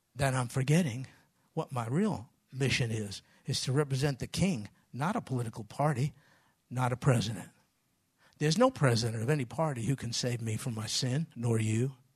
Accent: New York, United States; moved away; I'm from New York.

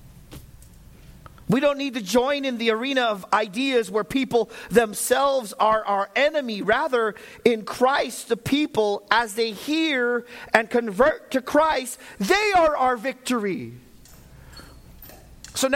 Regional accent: United States; I'm American

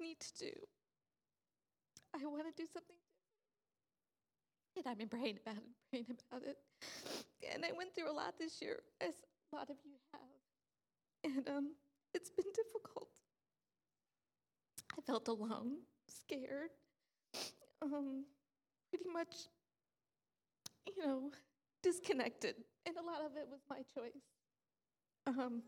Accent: New York, United States; moved away; I'm from New York.

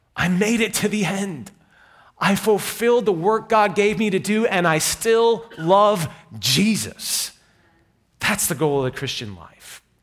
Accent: New York, United States; I'm from New York

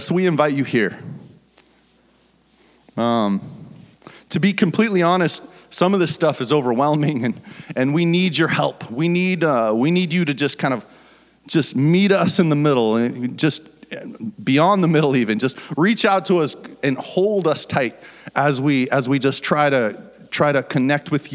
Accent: Fort Collins, Colorado, United States; moved away as an adult; now in Washington, United States; We're from Fort Collins, Colorado

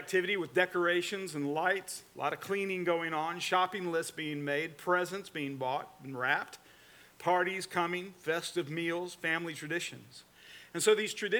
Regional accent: Atlanta, Georgia, United States; also born or lived in Newnan, Georgia; now in Florida, United States; I'm from the Atlanta, Georgia area, and I'm an Atlanta Braves fan

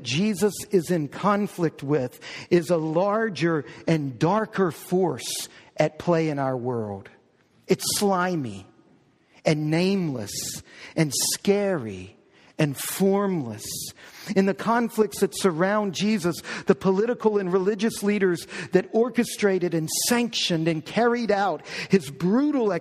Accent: New Orleans, Louisiana, United States; I was born in New Orleans. We were living in New Orleans.

